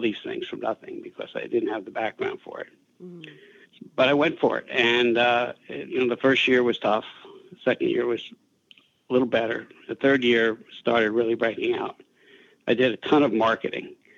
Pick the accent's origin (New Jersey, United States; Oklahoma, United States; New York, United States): New Jersey, United States; I was a kid from Jersey, high school dropout